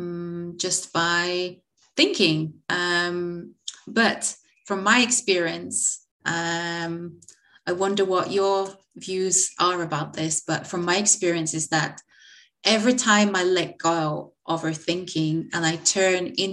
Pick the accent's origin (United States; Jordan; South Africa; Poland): Poland; moved away as an adult; now in United Kingdom; I'm located in the UK. But I'm originally come from Poland, but been living in the UK for quite some time, over 10 years now.